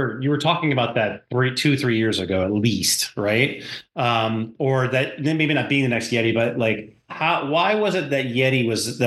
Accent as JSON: {"language": "English", "region": "North Dakota", "country": "United States", "tie": "born or raised there", "moved": "yes", "lives_now": "Virginia Beach, United States", "said": "I grew up in North Dakota"}